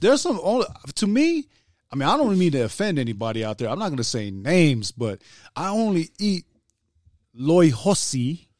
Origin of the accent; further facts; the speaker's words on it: United States; I'll say Tonga because I'm an American